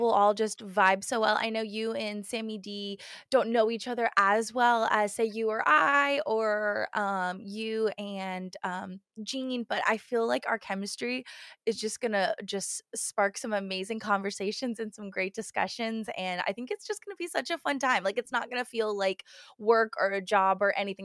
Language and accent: English; United States; we're obviously American